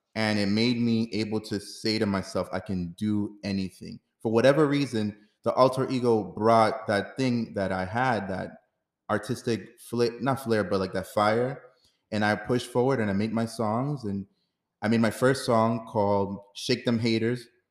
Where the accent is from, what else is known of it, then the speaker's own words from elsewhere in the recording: New York City, New York, United States; also born or lived in Dominican Republic / Harlem; I was born in Dominican Republic, raised here in New York City